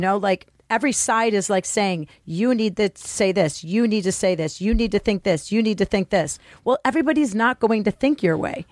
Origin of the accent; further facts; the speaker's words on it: Detroit, Michigan, United States; I grew up in Detroit in a school that was, my middle school was, you know, majority black.